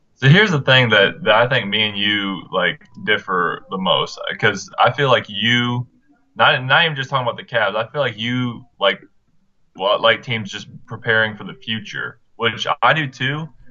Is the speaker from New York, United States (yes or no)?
no; Marion, Indiana, United States; Marion, Indiana, my hometown